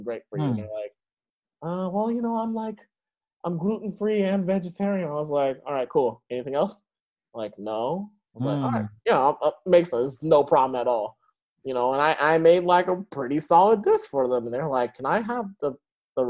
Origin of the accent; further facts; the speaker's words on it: Seattle, Washington, United States; I grew up in Beacon Hill